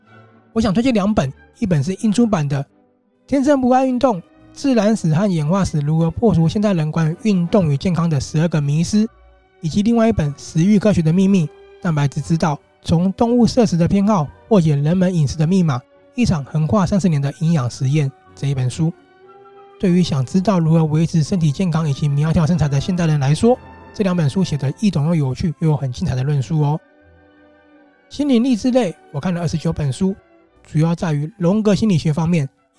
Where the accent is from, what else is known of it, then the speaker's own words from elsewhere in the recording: Taiwan; 但看完这套书，我们真的要身为台湾人的自己拍拍手。